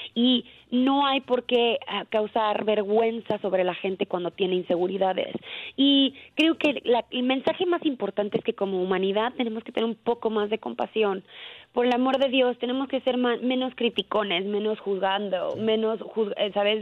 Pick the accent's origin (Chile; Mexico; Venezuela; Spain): Mexico; como mexicanos